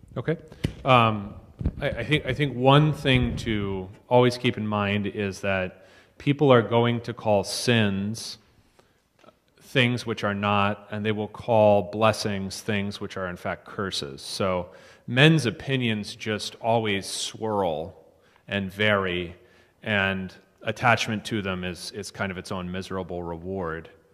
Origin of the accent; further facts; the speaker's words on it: East Coast, United States; moved away; I'm from the East Coast